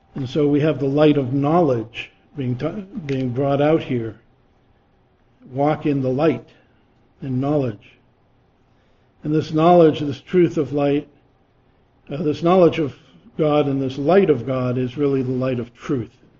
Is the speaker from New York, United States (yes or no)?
no; Massachusetts, United States; I grew up in Massachusetts